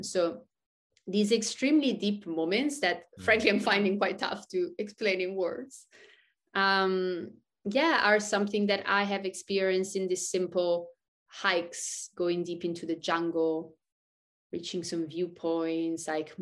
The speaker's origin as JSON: {"language": "English", "country": "Switzerland", "tie": "born or raised there", "also_born_or_lived": "Thailand", "moved": "yes", "lives_now": "San Francisco Bay Area, United States", "said": "I grew up in Switzerland"}